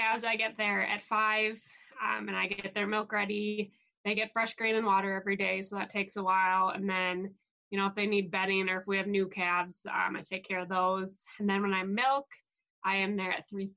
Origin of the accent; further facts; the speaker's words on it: Wisconsin, United States; I'm from Wisconsin. I live in the very southwest corner of the state